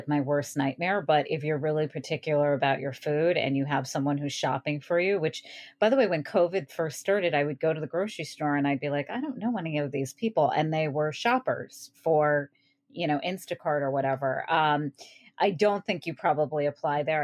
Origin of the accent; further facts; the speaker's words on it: United States; I grew up very close to Canada near Montreal